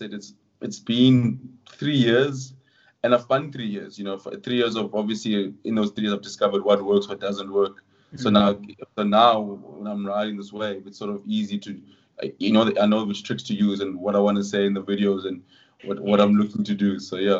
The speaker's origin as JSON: {"language": "English", "region": "London", "country": "United Kingdom", "tie": "born there", "said": "I'm like, \"No, it's not true. I was born in East London.\""}